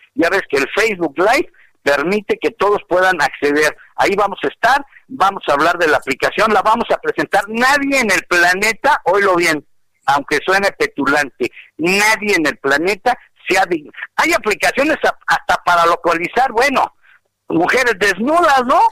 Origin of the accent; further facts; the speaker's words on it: Mexico; no somos extranjeros, somos mexicanos